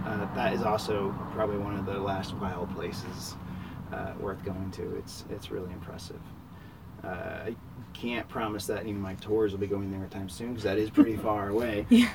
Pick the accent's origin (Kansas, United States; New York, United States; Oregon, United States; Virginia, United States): Kansas, United States; Southeast; also born or lived in Lawrence, Kansas / Manhattan, Kansas; now in Emporia, United States; I grew up in Southeast Kansas.